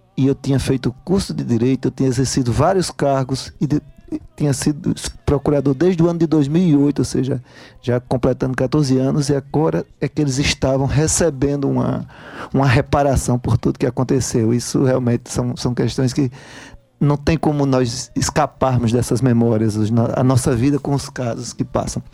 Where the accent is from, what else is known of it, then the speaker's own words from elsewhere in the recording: Brejo da Madre de Deus, Pernambuco, Brazil; moved away; also born or lived in Paraíba; eu sou natural de Pernambuco, sou do interior de Pernambuco, de uma cidade chamada Brejo da Madre de Deus